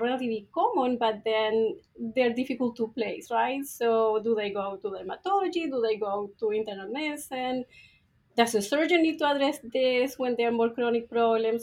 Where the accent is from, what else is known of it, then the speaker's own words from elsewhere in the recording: Chile; moved away as an adult; now in Ohio, United States; Yes, so I am from Chile. So I went to vet school there.